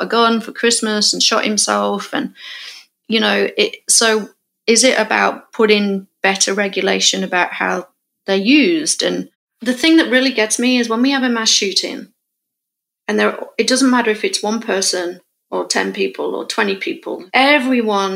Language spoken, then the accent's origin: English; England, United Kingdom; moved away as an adult; now in California, United States; me as a English person coming to America, who's not grown up in a gun culture or a gun world